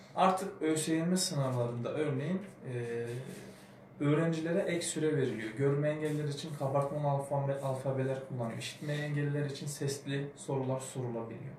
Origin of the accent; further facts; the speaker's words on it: Kahramanmaraş, Turkey; ben de Kahramanmaraşlı olduğum için